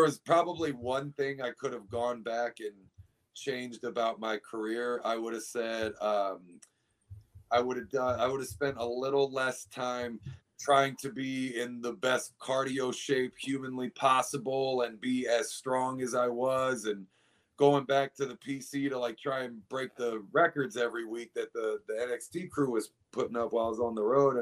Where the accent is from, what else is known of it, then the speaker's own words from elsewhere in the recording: United States; in my home, you know, in DC, which is closest to my hometown